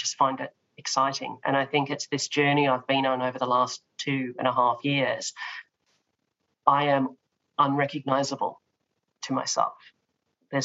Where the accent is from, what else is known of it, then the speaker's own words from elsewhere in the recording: Australia; I come from Australia with the tall poppy syndrome